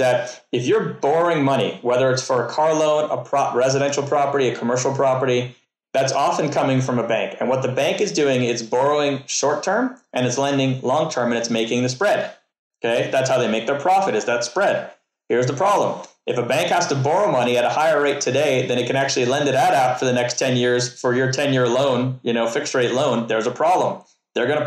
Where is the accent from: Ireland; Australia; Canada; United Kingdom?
Canada; I'm from Canada